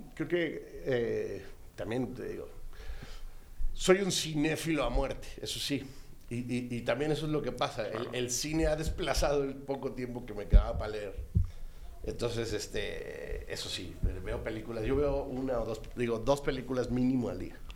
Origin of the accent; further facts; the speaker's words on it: Celaya, Guanajuato, Mexico; moved away as an adult; also born or lived in Mexico City; yo viví en Celaya hasta los 18, me fui, estaba en la Ciudad de México, venía los fines de semana, pues, pues claro, venía a casa de mis papás